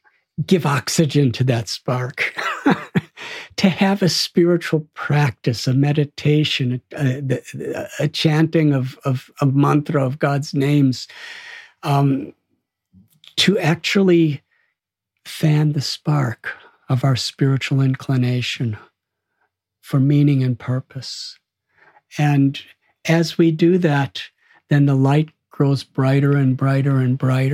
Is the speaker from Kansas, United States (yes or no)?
no; Chicago, Illinois, United States; now in India; When I told him I'm from Chicago, he just lit up.